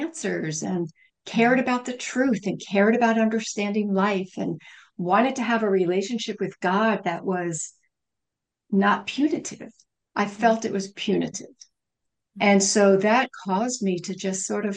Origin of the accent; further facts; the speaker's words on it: United States; I am a Western, I'm an American